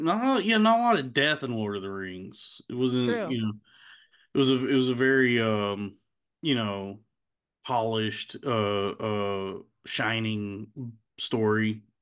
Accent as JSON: {"language": "English", "region": "Texas", "country": "United States", "tie": "born or raised there", "said": "That was growing up in Texas."}